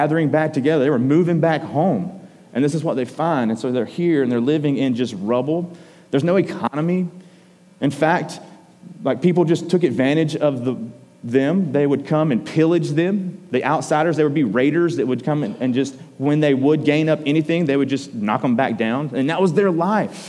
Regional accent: Georgia, United States; we're from Georgia

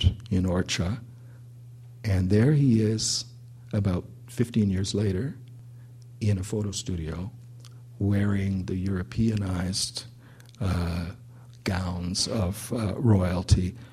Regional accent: Vancouver, British Columbia, Canada; growing up in Vancouver

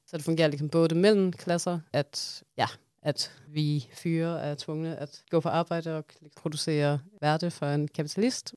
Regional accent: Denmark; accent: strong Danish accent; Swedish is a second language; moved away; jag är en dansk marxist

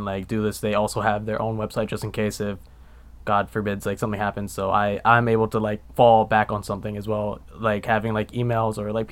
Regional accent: North Miami, Florida, United States; I grew up in North Miami. North Miami okay. area, like Biscayne Park, Miami Shores area

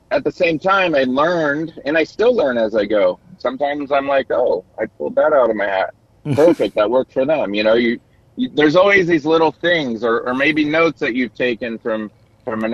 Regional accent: Long Beach, California, United States; also born or lived in Orange County, California; when I got into teaching, you know, I'm in my hometown. So, you know, I haven't been around much because I'd moved to Orange County, California, which is 30 minutes south of Long Beach area

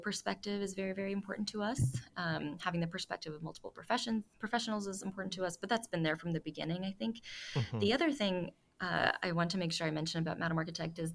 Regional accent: Toronto, Ontario, Canada; moved away; I'm about to go to Toronto, my hometown

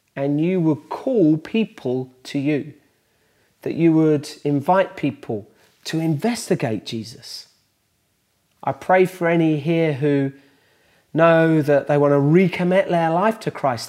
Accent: Bedford, East of England, United Kingdom; in the lanes outside Bedford, my hometown

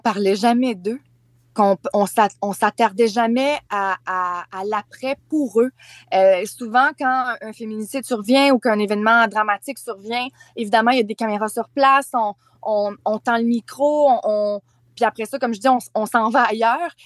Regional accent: Charlevoix, Quebec, Canada; moved away; Charlevoix, euh, qui est ma région natale.

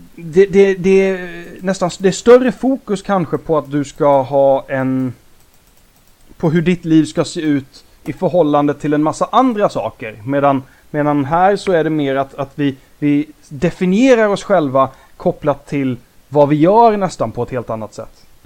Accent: Småland, Sweden; vi växte upp i Småland

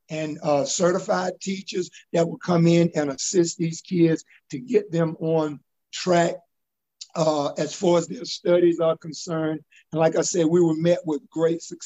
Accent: Augusta, Georgia, United States; I grew up in Southside Terrace, graduated from college

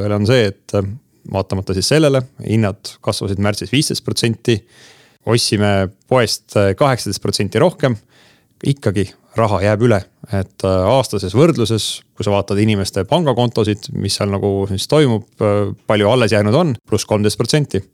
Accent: Mustamäe, Tallinn, Harju County, Estonia; mina elasin Mustamäel esimesel korrusel, mille all oli soojatrass

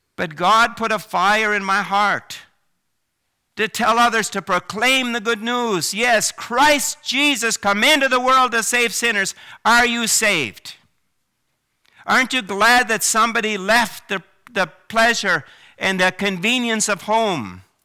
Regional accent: Prince Edward Island, Canada; moved away as an adult; also born or lived in Vancouver, British Columbia; I grew up in Prince Edward Island

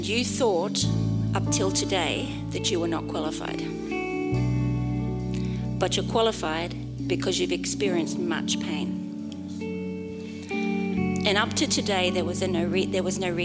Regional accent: Australia; I'm Australian.

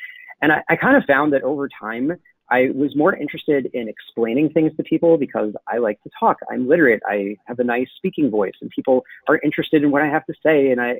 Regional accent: Brooklyn, New York, United States; So I'm originally from Brooklyn. I don't sound like it because I grew up in the suburbs where we're taught a nice non-regional dialect

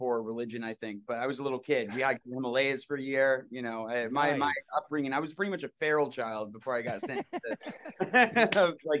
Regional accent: Los Angeles, California, United States; Yeah, I grew up in Hancock Park, actually. That's where I grew up. My family has a house right near Larchmont Boulevard.

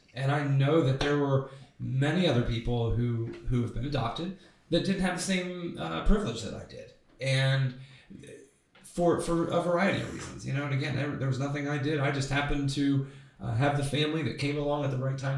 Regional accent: Reynoldsburg, Ohio, United States; Loved growing up in Reynoldsburg

